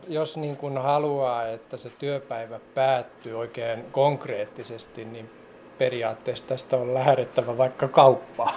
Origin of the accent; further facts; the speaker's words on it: Laihia, Ostrobothnia, Finland; also born or lived in Kokkola; now in Alavus, Finland; Minä, minä olen Laihialta kotoisin